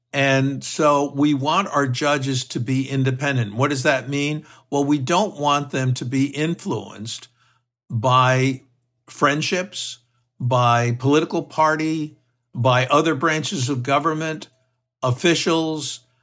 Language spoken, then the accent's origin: English; Texas, United States; my home state of Texas